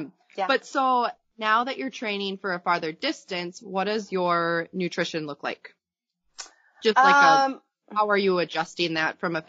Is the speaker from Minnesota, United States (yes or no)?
yes; Minnesota, United States; I am from Minnesota.